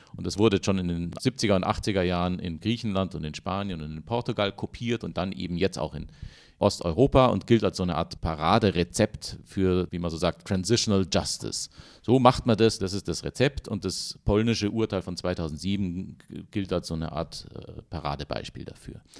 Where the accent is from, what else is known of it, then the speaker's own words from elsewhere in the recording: Germany; für uns als Deutsche